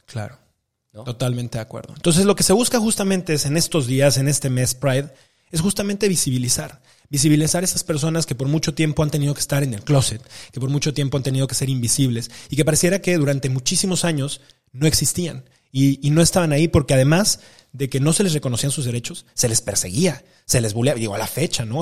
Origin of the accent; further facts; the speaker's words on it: Mexico; como mexicanos